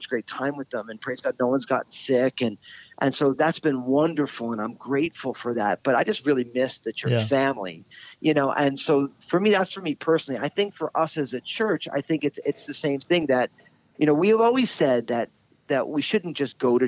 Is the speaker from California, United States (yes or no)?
no; New Jersey, United States; I'm all Italian from New Jersey